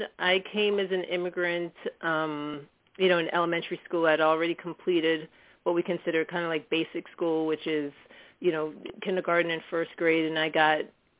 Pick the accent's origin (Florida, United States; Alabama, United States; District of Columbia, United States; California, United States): Florida, United States; South; having been an immigrant growing up in South Florida, I was always motivated. Both by my parents, my culture, and my immediate setting, because it was kind of in the hood